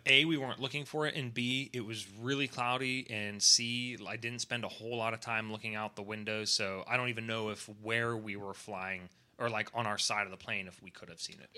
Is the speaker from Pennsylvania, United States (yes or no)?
yes; Pittsburgh area, Pennsylvania, United States; I'm from Pittsburgh all my life